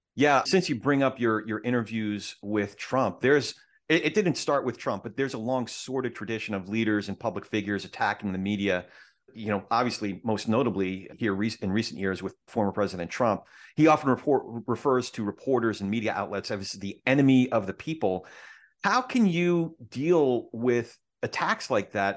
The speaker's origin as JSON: {"language": "English", "town": "New York City", "region": "New York", "country": "United States", "tie": "born or raised there", "said": "I grew up in the New York theater scene"}